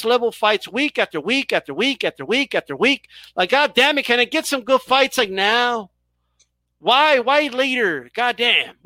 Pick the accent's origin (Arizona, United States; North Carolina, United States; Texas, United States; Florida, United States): Texas, United States; El Paso; I'm from El Paso